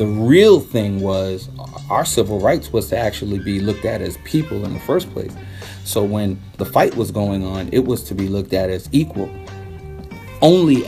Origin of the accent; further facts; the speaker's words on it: New York City, New York, United States; also born or lived in Panama / Rio Abajo, Panama; I was born in Panama, but I was raised in Brooklyn.